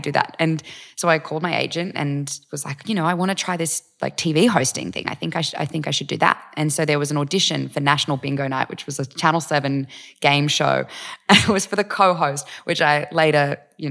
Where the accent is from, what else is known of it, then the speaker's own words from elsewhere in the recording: Eureka, New South Wales, Australia; moved away as an adult; also born or lived in Gold Coast / Vanuatu / United States; spent the first few years in Vanuatu, and then I grew up out in Eureka